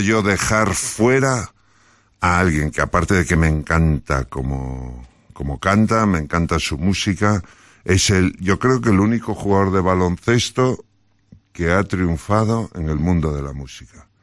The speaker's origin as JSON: {"language": "Spanish", "region": "Galicia", "country": "Spain"}